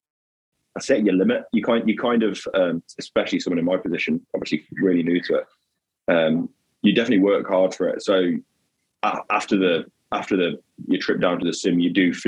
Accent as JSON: {"language": "English", "area": "the Midlands", "region": "England", "country": "United Kingdom", "moved": "yes", "said": "I'm from the Midlands originally"}